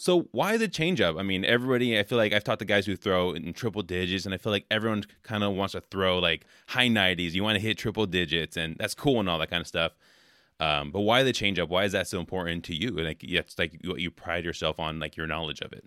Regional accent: California, United States; now in Wisconsin, United States; I'm from California originally

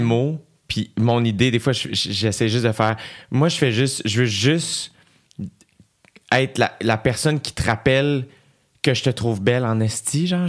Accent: Quebec, Canada; on a grandi euh, au Québec

